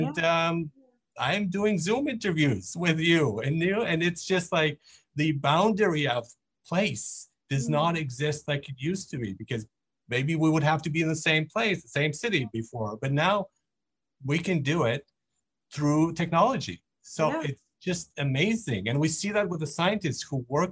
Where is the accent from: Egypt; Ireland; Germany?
Germany; Nuremberg, Bavaria; I grew up in Germany, in Nuremberg